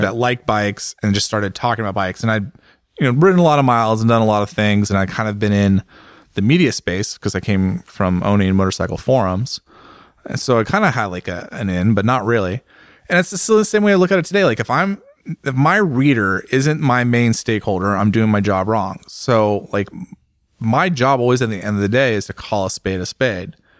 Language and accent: English; United States; I'm an American